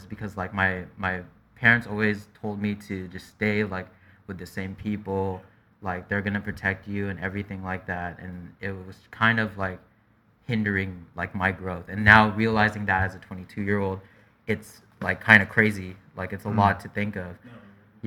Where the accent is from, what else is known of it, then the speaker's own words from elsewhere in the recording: Milpitas, California, United States; also born or lived in East San Jose, California; I came from Milpitas. I lived in Eastside for a little bit around like Tully area, so like King Story Road.